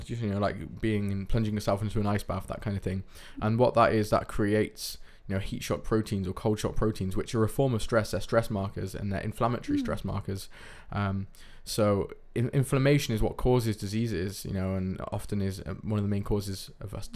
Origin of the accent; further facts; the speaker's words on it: United Kingdom; now in Netherlands; I'm from the United Kingdom